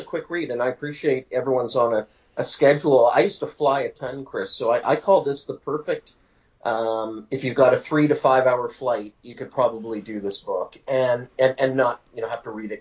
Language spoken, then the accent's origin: English; Winnipeg, Manitoba, Canada; moved away as an adult; also born or lived in Toronto / Ottawa / New York; now in Mont-Tremblant, Canada; I'm a Winnipeg native, left Winnipeg just in, you know, the beginning of this century with a job opportunity